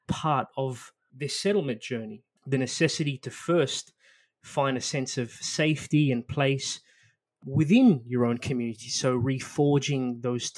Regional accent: Australia; my background growing up in Australia. My parents are from the island of Mauritius

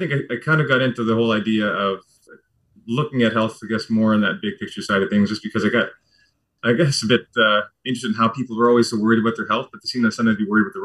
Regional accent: New Brunswick, Canada; moved away as an adult; also born or lived in Vancouver, Canada; now in London, Canada; I was born and raised on the East Coast in New Brunswick and the Maritime Provinces.

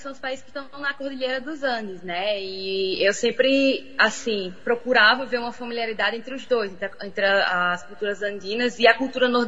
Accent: Oruro, Bolivia; moved away; also born or lived in Natal; Não, nasci no Natal, nasci... mas eu me mudei para Bolívia ainda na infância.

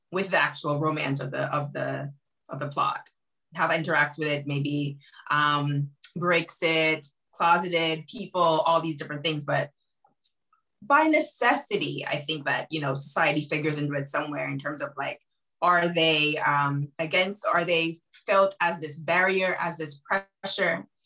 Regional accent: Jamaica; now in Madrid, Spain; I am originally from Jamaica and I'm right now living in Madrid

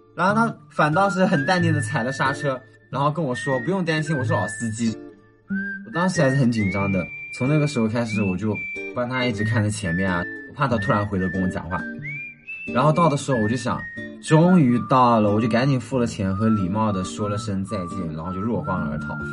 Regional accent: Ganzhou, Jiangxi, China; accent: Ganzhou dialect; 我们赣州话的元素

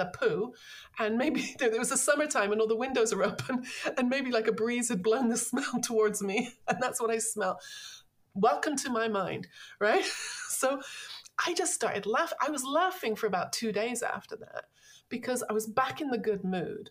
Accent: London, United Kingdom; I grew up, I'm from London.

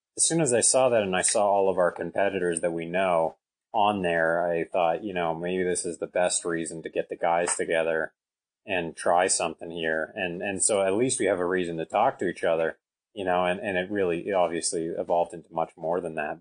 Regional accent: Canada; I'm from Canada. It snows quite a bit here

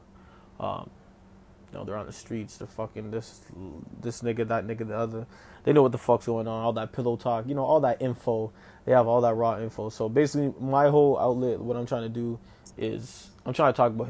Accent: Toronto, Ontario, Canada; 25 years old, come out of Toronto, you know, Ontario, Canada, I'm Jamaican and Portuguese.

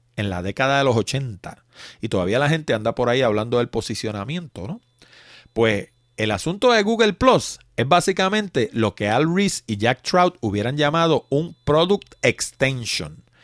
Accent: Puerto Rico; como decimos los puertorriqueños

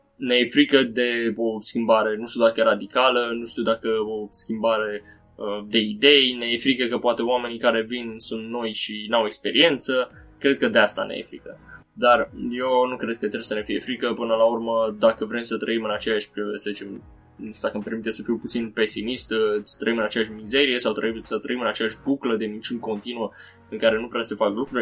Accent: Romania; noi, uh, ca și români

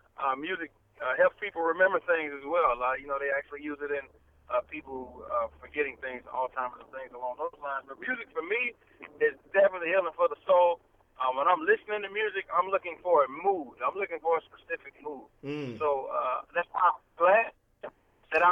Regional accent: the South, United States; I'm from the South. I'm Southern

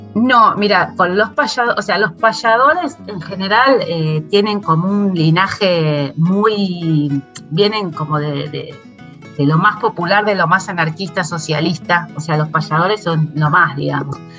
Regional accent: Buenos Aires, Argentina; yo soy en porteña

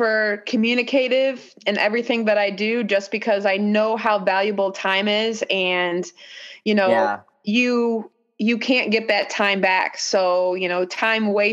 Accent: Mishawaka, Indiana, United States; being an outside kid growing up in Mishawaka

